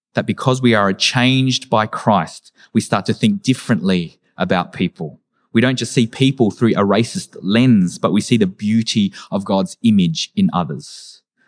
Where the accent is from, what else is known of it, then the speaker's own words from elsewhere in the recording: Australia; as an Australian-born Vietnamese person